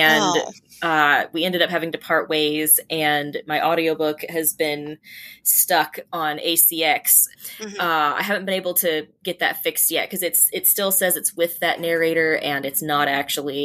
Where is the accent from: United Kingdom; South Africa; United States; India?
United States; Georgia; Mason Mill Road is the road I grew up on in Georgia